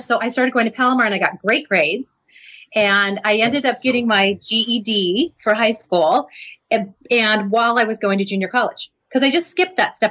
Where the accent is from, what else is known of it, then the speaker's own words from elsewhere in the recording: Cardiff-by-the-Sea, California, United States; I grew up in Cardiff by the Sea, California.